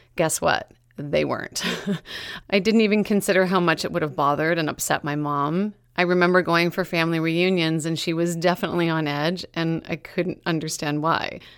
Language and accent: English; Meaford, Ontario, Canada; born or raised there; moved away